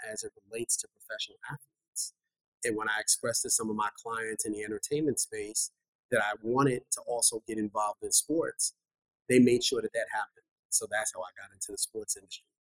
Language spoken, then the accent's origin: English; New York City, New York, United States; I was born and raised in Bronx, New York